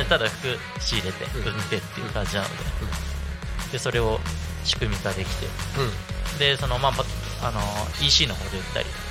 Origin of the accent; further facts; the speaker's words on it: Asahi, Chiba, Japan; 僕生まれも育ちもずっと朝日だったんで